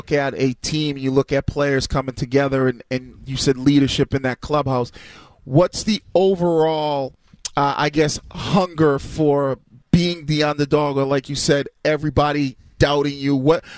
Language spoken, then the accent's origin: English; Massachusetts, United States; Born and raised in Mass